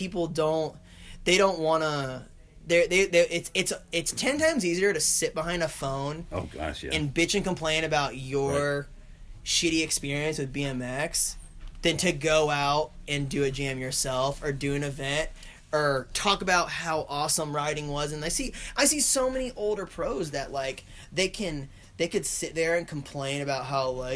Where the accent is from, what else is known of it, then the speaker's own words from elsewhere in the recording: Longwood, Florida, United States; I came away from Longwood, Florida